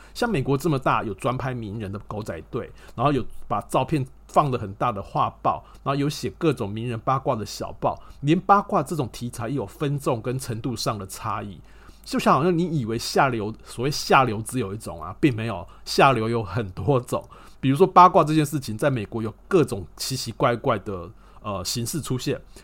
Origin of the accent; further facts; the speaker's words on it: Taiwan; 身为台湾人哦，你每天都在看所谓的烂新闻